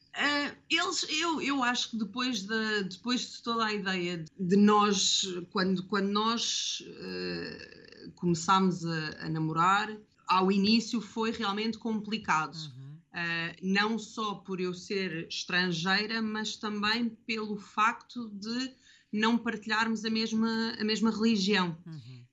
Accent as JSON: {"language": "Portuguese", "region": "Lisbon", "country": "Portugal", "moved": "as an adult", "lives_now": "Mirissa, Sri Lanka", "said": "eu sou de Lisboa e, portanto, às vezes a minha cidade também me faz, eh, também me faz sentir saudades."}